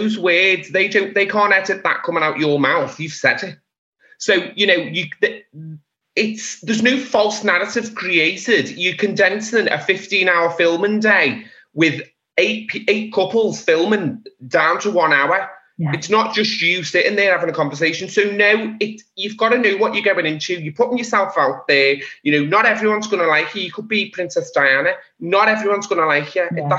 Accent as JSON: {"language": "English", "town": "Liverpool", "region": "North West England", "country": "United Kingdom", "accent": "Scouse", "said": "our accent is like cement with metal underneath it"}